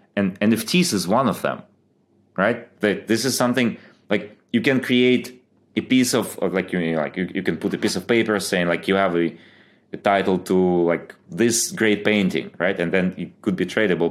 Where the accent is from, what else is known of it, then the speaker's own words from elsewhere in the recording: Ukraine; moved away as an adult; also born or lived in Germany; I grew up in, uh, Ukraine, moved to Germany when I was, uh, I think twenty.